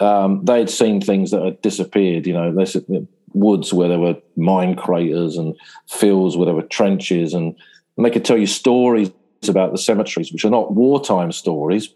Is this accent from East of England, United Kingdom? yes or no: no; Sussex, South East England, United Kingdom; moved away as an adult; now in Somme, France; I grew up in Sussex, which is a chalk landscape.